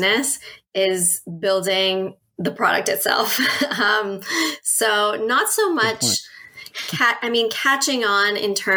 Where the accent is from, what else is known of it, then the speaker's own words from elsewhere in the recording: Toronto, Ontario, Canada; also born or lived in United Kingdom; I'm from Toronto, Canada, and curbside composting was just the norm